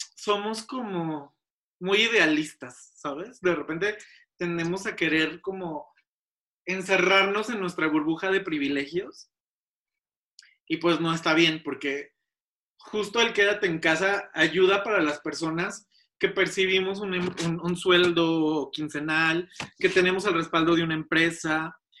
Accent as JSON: {"language": "Spanish", "country": "Mexico", "said": "Somos México, somos un país latinoamericano"}